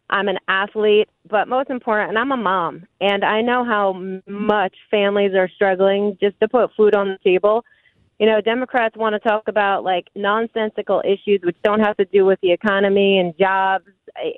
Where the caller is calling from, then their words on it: Weatherly, Pennsylvania, United States; Hey, I am actually calling from Northeast PA today. I am in Weatherly, which is in Carbon County in the district.